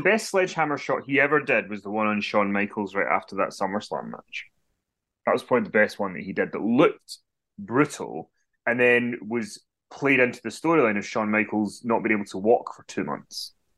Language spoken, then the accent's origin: English; Glasgow, Scotland, United Kingdom; I'm from Glasgow, though. We all s, we swear we're a sweary people.